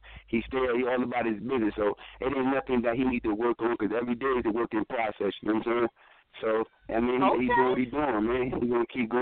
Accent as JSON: {"language": "English", "region": "New Jersey", "country": "United States", "moved": "yes", "lives_now": "Pennsylvania, United States", "said": "I'm in PA right now, but I'm from Jersey"}